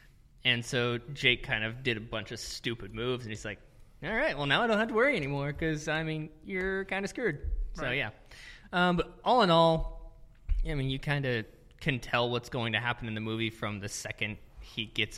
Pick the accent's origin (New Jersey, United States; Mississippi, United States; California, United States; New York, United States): Mississippi, United States; Well, I'm from Mississippi...